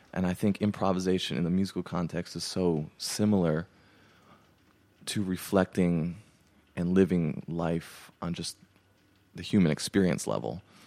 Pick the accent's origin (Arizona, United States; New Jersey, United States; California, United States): California, United States; Pasadena; moved away as an adult; now in Nashville, United States; I grew up in Pasadena, California, and that's where I, you know, grew up all 18 years